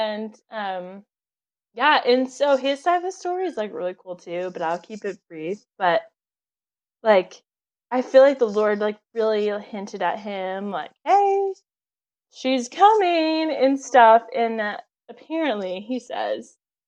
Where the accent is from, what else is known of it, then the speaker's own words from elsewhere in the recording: Texas, United States; moved away as an adult; also born or lived in Tulsa, Oklahoma; now in Oklahoma, United States; I'm from Texas. So I was at my parents' house in Texas.